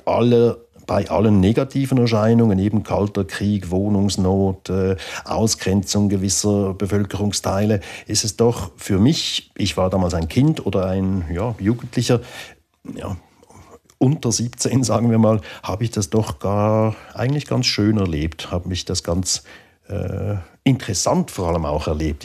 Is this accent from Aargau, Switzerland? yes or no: yes; Baden, Aargau, Switzerland; in der Gegend, wo ich aufgewachsen bin, in Baden im Aargau